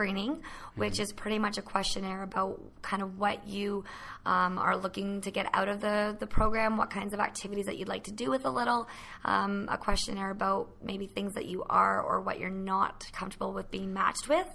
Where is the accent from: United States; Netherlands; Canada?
Canada; Petawawa, Ontario; I'm born and raised in Petawawa